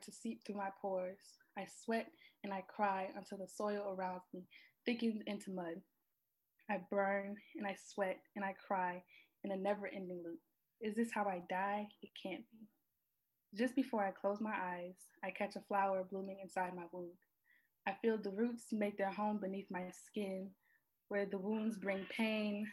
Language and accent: English; South Carolina, United States; I'm from South Carolina, little small town where it's like everyone knows everyone